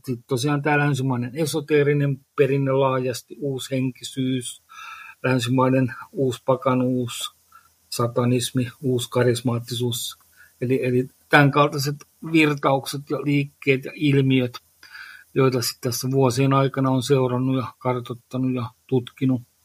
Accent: Lohja, Uusimaa, Finland; olen Lohjalta kotoisin

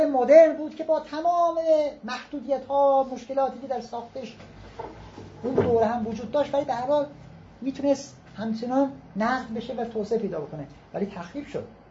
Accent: Iran; به عنوان یک ایرانی کوچیک

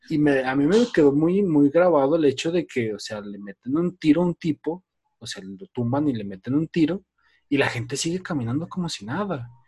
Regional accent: Fresnillo, Zacatecas, Mexico; Sí, sí, yo también soy de Fresnillo.

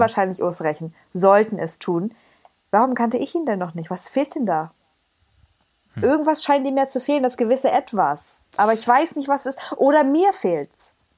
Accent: Cottbus, Brandenburg, Germany; moved away as an adult; now in Dresden, Germany; aus Cottbus

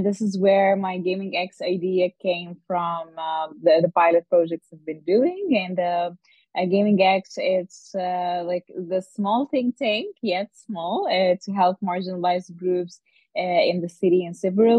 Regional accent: Dubai, United Arab Emirates; also born or lived in Egypt / Cairo / Netherlands; I was born and lived in Dubai most of my life, and I am Egyptian, so I've been in Cairo quite a lot as well.

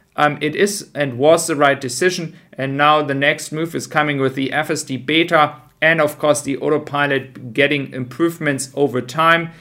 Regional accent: Germany; I am from Germany

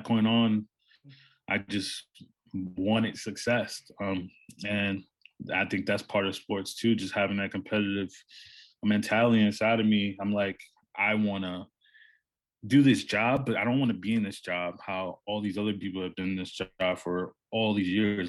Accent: New York City, New York, United States; I'm from New York City. I grew up in Harlem

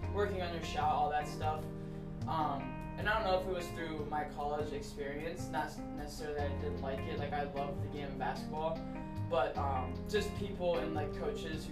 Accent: Canton, Ohio, United States; also born or lived in Dayton, Ohio / Saginaw, Michigan; I was born and raised here in the Canton, North Canton area.

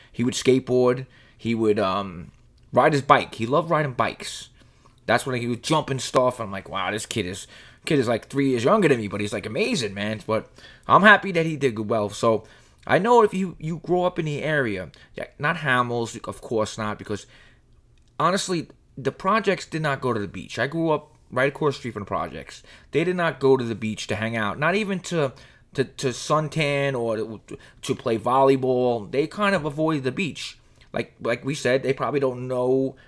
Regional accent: Rockaway, New York, United States; I grew up in Rockaway, I'll be honest with you. And we grew up in lower middle class Dayton buildings.

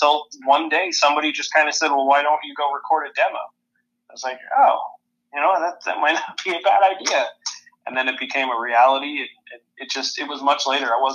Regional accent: Allentown, Pennsylvania, United States; moved away as an adult; now in Austin, Minnesota, United States; I'm from Allentown, Pennsylvania

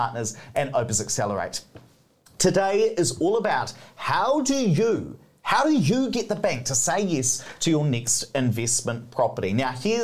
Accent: Hawera, Taranaki, New Zealand; moved away; I come from South Taranaki in Hawera.

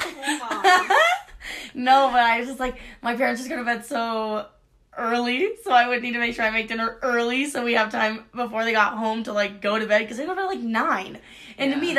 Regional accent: Mesa, Arizona, United States; from Mesa, Arizona

